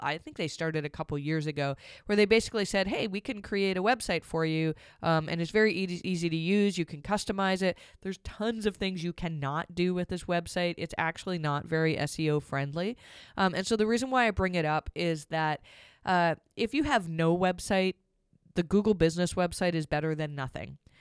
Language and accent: English; Canada; I'm Canadian